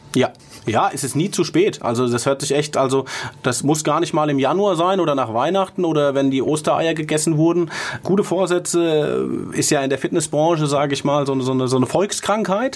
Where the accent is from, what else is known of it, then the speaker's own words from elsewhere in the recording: Mainz, Rhineland-Palatinate, Germany; als Mainzer